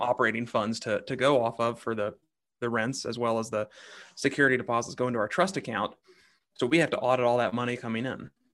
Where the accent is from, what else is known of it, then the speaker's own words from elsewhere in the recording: Kansas City, Kansas, United States; I grew up on the Kansas side of the state line